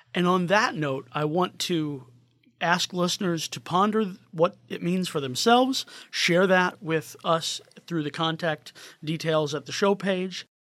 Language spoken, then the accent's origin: English; St. Louis, Missouri, United States; I'm from St. Louis area